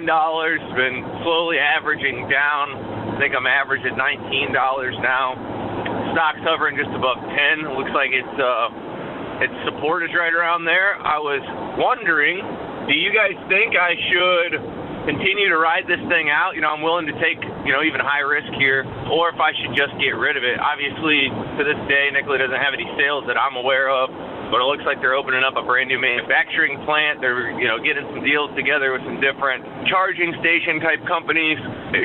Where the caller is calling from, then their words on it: Chicago, Illinois, United States; I'm calling in from the Chicagoland area in Illinois.